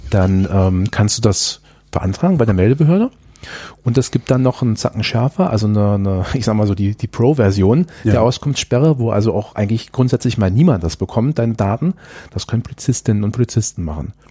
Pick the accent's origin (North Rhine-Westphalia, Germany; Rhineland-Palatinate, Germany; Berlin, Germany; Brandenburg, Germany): Berlin, Germany; das äh, haben wir als Berliner gemacht